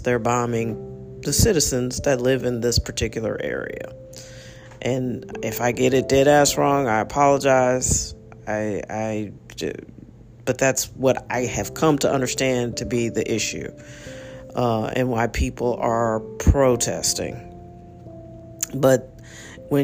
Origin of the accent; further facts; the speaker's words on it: United States; also born or lived in St. Louis, Missouri; as an American